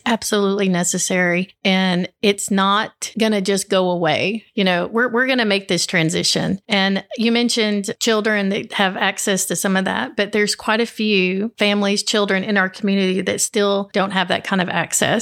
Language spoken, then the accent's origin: English; Upper Cumberland, Tennessee, United States; I'm from here, born and raised